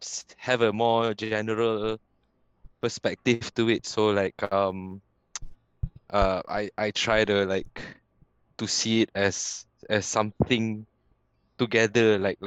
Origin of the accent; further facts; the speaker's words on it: Penang, Malaysia; I was growing up in Penang, kan?